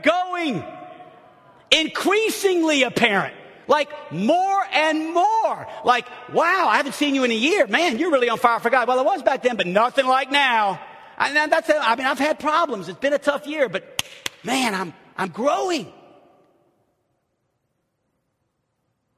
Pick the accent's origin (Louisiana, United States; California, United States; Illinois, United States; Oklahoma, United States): Louisiana, United States; New Orleans; now in Arkansas, United States; I'm from New Orleans